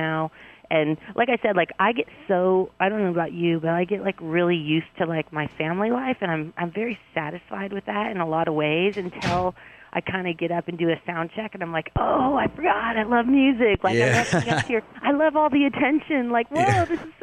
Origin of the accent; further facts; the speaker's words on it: Huntington Beach, California, United States; growing up in California, my country was, you know, Huntington Beach